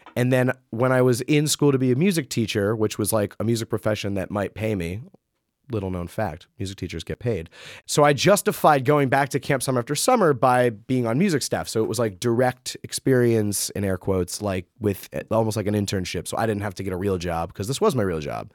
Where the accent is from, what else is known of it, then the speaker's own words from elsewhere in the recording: Rockland County, New York, United States; I grew up in Rockland County, New York